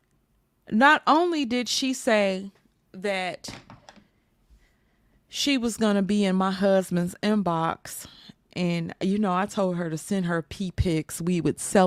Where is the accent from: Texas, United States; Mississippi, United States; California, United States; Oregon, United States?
Mississippi, United States; I'm from Mississippi